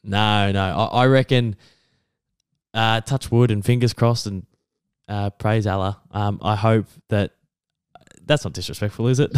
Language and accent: English; Geelong, Victoria, Australia; my hometown